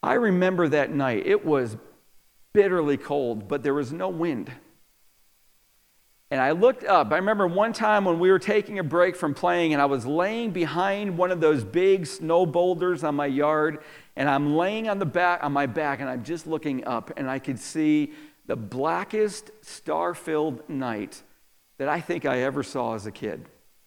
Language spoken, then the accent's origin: English; DeRuyter, New York, United States; moved away; I grew up outside of Syracuse, New York, in a very little town called DeRuyter, New York.